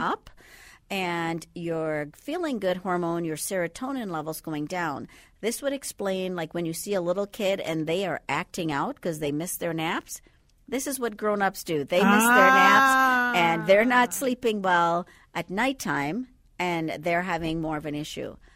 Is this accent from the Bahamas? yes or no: yes; Andros, Bahamas; now in Twin Cities, United States; I'm from the Bahamas. You can't quite tell by the accent right now, but originally from the Bahamas. So Andros is actually the largest island in the uh, Bahamas